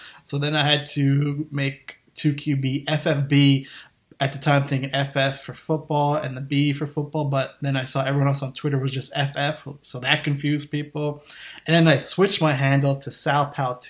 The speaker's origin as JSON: {"language": "English", "country": "Canada", "said": "I'm from Canada"}